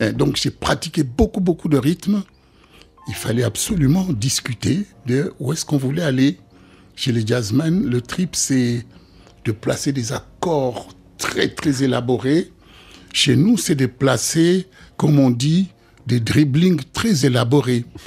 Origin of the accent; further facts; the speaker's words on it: DR Congo; moved away; chez nous au Congo